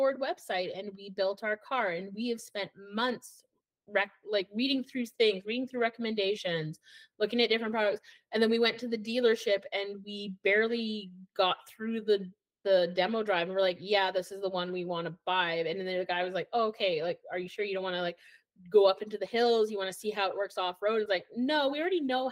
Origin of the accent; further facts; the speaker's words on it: Edmonton, Alberta, Canada; now in Okanagan, Canada; So I'm from Alberta and I'm from Edmonton, which has a very different mindset than living in BC